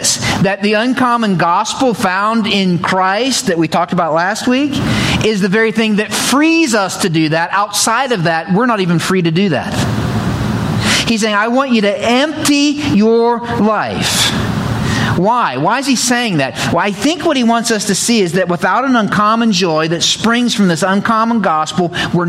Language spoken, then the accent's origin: English; the mountains of Pennsylvania, United States; now in Ohio, United States; I grew up in the mountains of Pennsylvania. I didn't grow up in Ohio